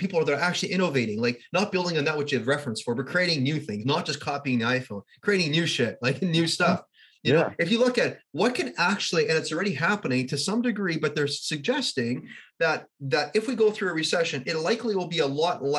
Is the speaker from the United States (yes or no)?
no; Canada; I'm a Canadian